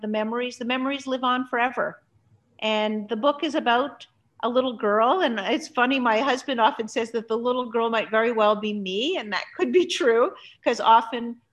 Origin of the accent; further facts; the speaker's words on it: Montreal, Quebec, Canada; also born or lived in Budapest, Hungary; I grew up in Canada. I grew up in Montreal, Canada.